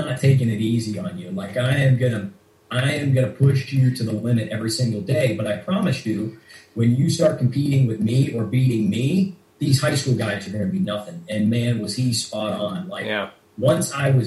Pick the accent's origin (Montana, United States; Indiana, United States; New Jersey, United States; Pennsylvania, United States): Pennsylvania, United States; Pittsburgh; also born or lived in Oklahoma / Boston, Massachusetts; now in Washington, D.C., United States; I grew up in Pittsburgh, Pennsylvania. And where I'm from, pretty much everybody wrestled right out of the womb